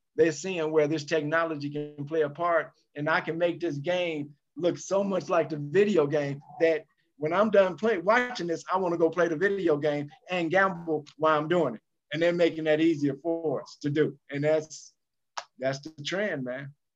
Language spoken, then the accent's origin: English; Chicago, Illinois, United States; I'm from Chicago